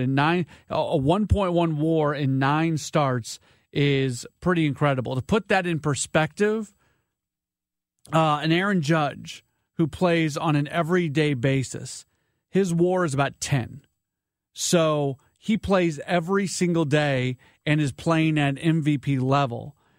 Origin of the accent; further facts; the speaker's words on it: St. Louis, Missouri, United States; moved away as an adult; I grew up in St. Louis, but I've been away for 20 years.